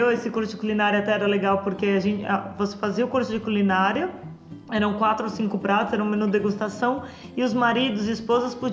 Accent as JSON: {"language": "Portuguese", "region": "Rio Grande do Sul", "country": "Brazil", "tie": "born or raised there", "said": "É, de novo, eu cresci no Rio Grande do Sul, né? Que todo mundo é. A maioria das pessoas são carnívoras."}